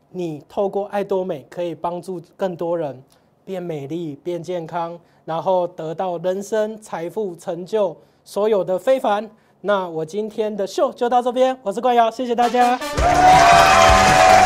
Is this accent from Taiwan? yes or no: yes; Tainan, Taiwan; 我是台南人嘛